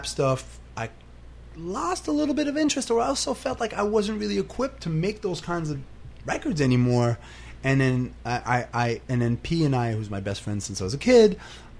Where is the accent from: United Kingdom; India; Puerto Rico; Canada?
Canada; Montreal, Quebec; moved away as an adult; also born or lived in New York; I came from Montreal